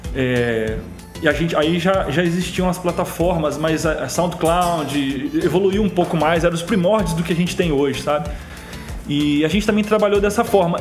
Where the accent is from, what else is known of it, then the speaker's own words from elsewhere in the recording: Jerônimo Monteiro, Espírito Santo, Brazil; moved away as an adult; also born or lived in Alegre; now in Vitória, Brazil; eu sou natural de Jerônimo Monteiro, uma cidade muito pequena, né, em tamanho, população e etc., no interior do estado, no sul do estado, é, onde eu passei meus 18 primeiros anos